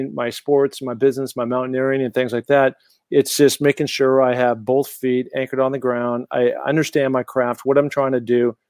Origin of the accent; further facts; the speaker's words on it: Seattle, Washington, United States; also born or lived in Los Angeles, California; now in Sun Valley, United States; Growing up in Seattle, Washington, very mountainous community